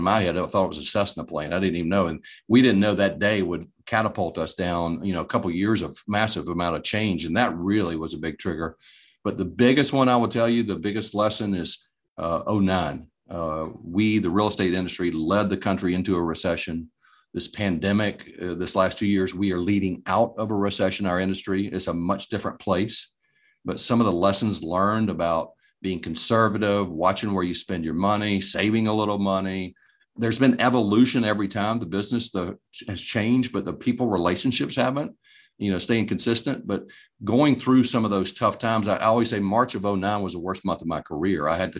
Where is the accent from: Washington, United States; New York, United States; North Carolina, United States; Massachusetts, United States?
North Carolina, United States; Greensboro; But every Thursday, now I grew up in the Greensboro market.